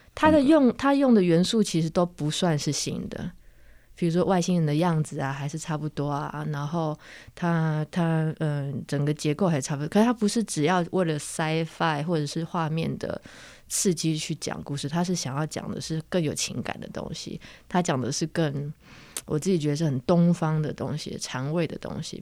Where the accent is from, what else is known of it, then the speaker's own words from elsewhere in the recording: Penghu County, Taiwan; 我小时候在澎湖生长的时候，十六岁的时候